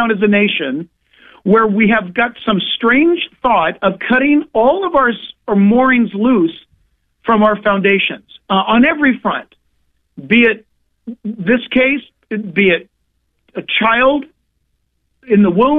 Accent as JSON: {"language": "English", "region": "Southern California", "country": "United States", "said": "I'm from Southern California, where people come to church in flip flops and shorts, or a three-piece suit sitting side by side. It's pretty unique."}